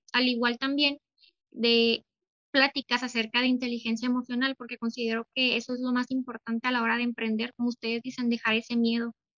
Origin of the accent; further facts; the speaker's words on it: Delicias, Chihuahua, Mexico; yo soy de Ciudad Delicias